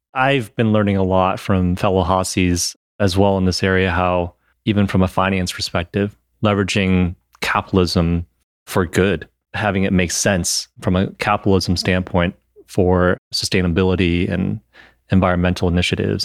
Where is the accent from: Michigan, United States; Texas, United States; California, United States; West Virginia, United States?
Michigan, United States; I'm from Michigan originally